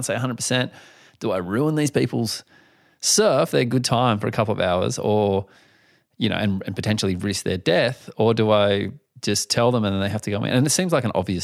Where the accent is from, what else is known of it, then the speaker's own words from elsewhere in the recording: East Coast of Australia, Australia; I'm from the East Coast of Australia